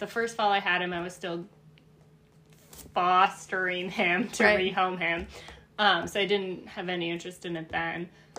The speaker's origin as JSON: {"language": "English", "region": "Wisconsin", "country": "United States", "said": "I'm from Wisconsin"}